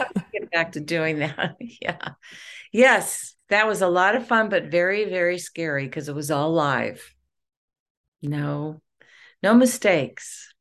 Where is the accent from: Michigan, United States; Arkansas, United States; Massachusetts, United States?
Michigan, United States; Detroit; I am from Detroit